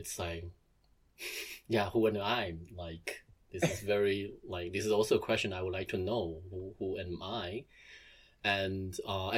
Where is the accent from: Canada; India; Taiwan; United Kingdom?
Taiwan; now in Germany; I'm from Taiwan and I moved here.